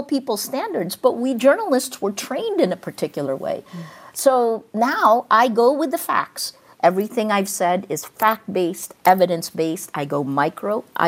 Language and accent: English; United States; moved away; also born or lived in Philippines; I was 5'2" Asian American. I'm Filipino American.